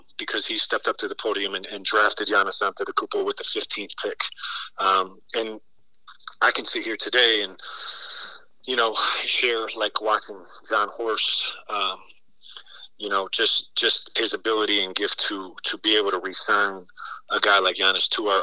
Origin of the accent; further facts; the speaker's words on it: Mount Clemens, Michigan, United States; I was a kid from Mount Clemens, Michigan